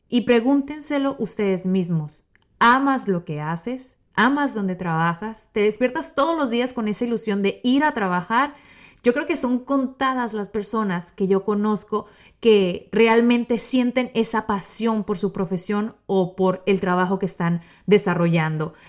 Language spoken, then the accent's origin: Spanish; Mexico; soy mexicana